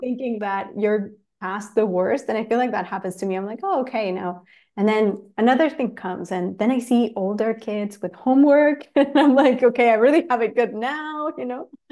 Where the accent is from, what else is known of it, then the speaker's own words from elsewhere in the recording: Chile; moved away as an adult; also born or lived in Los Angeles, United States; I'm from Chile. I moved to L A nine years ago